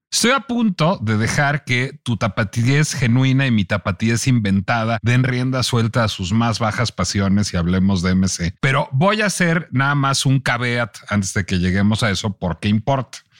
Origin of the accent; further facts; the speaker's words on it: Mexico City, Mexico; como chilango